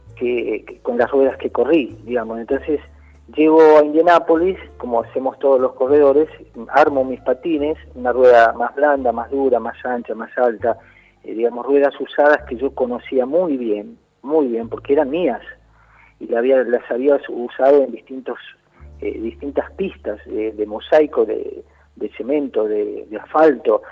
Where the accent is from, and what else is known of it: Argentina